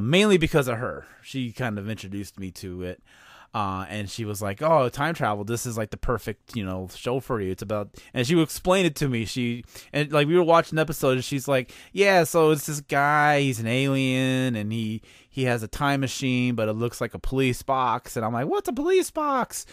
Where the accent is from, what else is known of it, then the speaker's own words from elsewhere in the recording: outside of Chicago, Illinois, United States; I grew up uh outside of Chicago